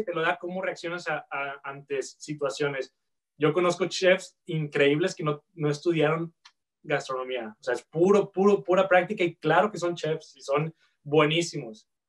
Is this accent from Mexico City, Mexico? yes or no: no; Guadalajara, Jalisco, Mexico; moved away as an adult; also born or lived in Vancouver area, Canada; now in Vancouver, Canada; de Guadalajara. Sí, este, nací en Guadalajara, este, crecí ahí